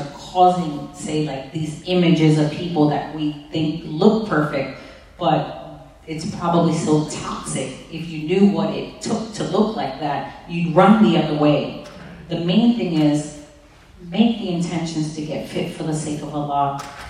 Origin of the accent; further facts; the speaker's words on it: East Coast, United States; I mean, I'm from the East Coast.